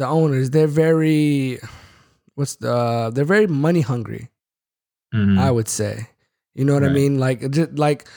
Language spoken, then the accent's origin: English; Bay Area, California, United States; I'm from the Bay Area